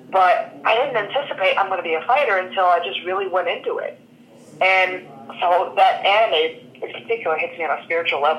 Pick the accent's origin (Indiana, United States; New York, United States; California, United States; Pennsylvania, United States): Pennsylvania, United States; Philadelphia; moved away; born and raised in Philadelphia.